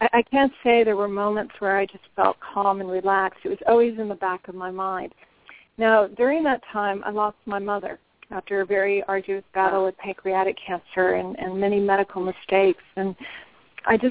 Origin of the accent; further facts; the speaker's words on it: Denver, Colorado, United States; now in Washington, D.C., United States; my hometown of Denver, Colorado